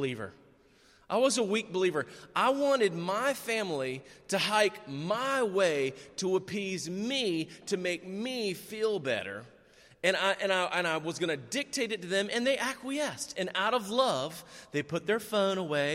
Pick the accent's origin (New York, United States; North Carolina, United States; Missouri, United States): North Carolina, United States; we're from North Carolina